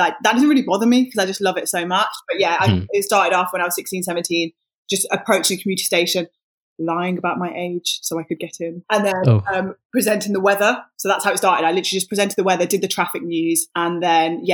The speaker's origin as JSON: {"language": "English", "town": "Wolverhampton", "region": "West Midlands", "country": "United Kingdom", "said": "I'm from Wolverhampton, and I am a radio and TV presenter"}